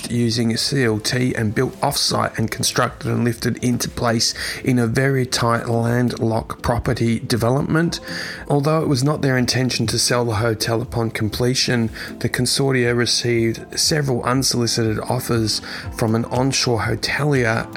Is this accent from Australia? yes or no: yes; Australia; my hometown country of Australia